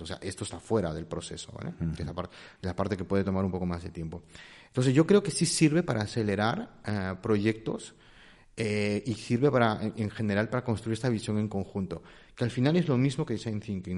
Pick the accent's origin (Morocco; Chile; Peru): Peru; moved away as an adult; now in Spain; no soy de aquí, soy peruano. Llevo ya casi unos 20 años aquí